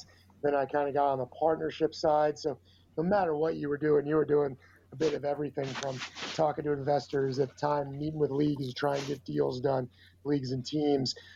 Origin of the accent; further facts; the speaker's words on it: Chicago, Illinois, United States; also born or lived in Virginia / Los Angeles, California; I'm from Chicago